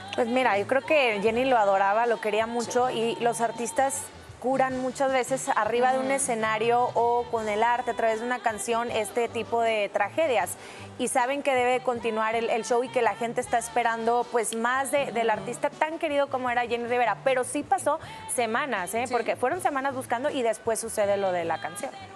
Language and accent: Spanish; Monterrey, Nuevo León, Mexico; es mi tierra y sí es extrema